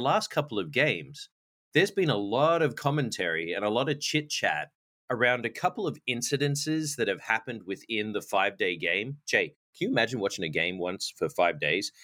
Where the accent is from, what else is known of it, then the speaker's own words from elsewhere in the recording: Australia; moved away; I was born and raised in Australia, and growing up, I played a lot of cricket